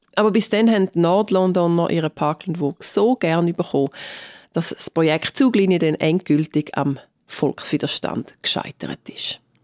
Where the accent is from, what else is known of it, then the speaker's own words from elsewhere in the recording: Switzerland; now in London, United Kingdom; ich bin Schweizerin und Britin